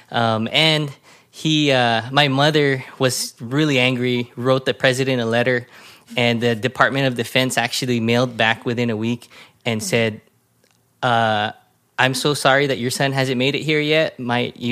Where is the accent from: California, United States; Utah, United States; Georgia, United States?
California, United States; Bellflower; also born or lived in North Carolina / Texas; So I was born and raised in the mean streets of Bellflower. Um, and uh, it wasn't that mean, but uh, it was a fun uh, childhood because I pretty much had a turtle shell on my back.